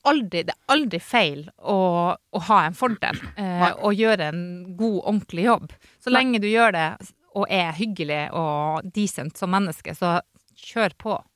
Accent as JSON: {"language": "Norwegian", "region": "Northern Norway", "country": "Norway", "moved": "yes", "said": "er fra Nord-Norge"}